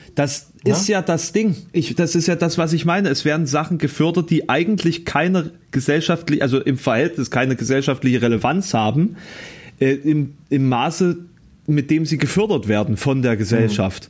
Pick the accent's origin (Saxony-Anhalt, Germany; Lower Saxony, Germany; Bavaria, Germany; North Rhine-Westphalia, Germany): Saxony-Anhalt, Germany; Halle; hier um die Ecke bei meinem Geburtsort, also Kröllwitz